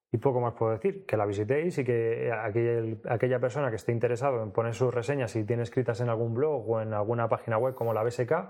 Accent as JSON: {"language": "Spanish", "town": "Leganés", "region": "Community of Madrid", "country": "Spain", "tie": "born or raised there", "lives_now": "Alcalá de Henares, Spain", "said": "yo he vivido toda la vida en Leganés hasta que me fui a vivir a Alcalá de Henares"}